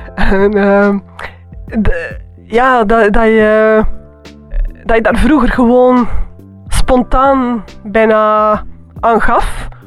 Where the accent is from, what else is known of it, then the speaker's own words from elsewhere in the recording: Antwerp, Flanders, Belgium; moved away; also born or lived in Bruges; als kind, dat was in Antwerpen.